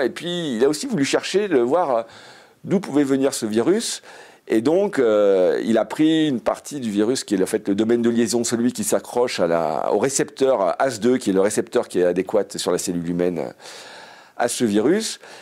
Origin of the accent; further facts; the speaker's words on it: Savoy, Auvergne-Rhône-Alpes, France; je suis savoyard